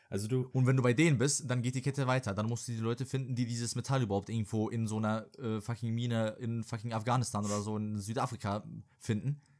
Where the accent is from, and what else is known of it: Serbia; moved away